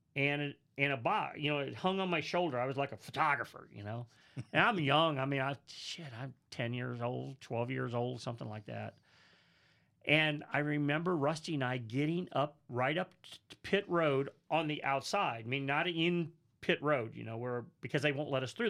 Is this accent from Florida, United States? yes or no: no; St. Louis, Missouri, United States; born or raised there; moved away